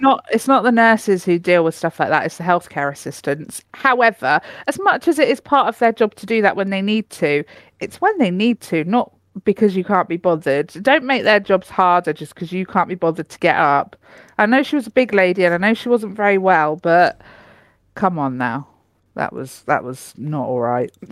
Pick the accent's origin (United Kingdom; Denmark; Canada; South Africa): United Kingdom; I'm too British